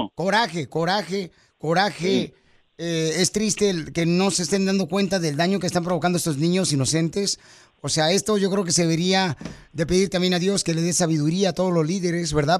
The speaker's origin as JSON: {"language": "Spanish", "town": "Monterrey", "region": "Nuevo León", "country": "Mexico", "said": "Así somos los de Monterrey"}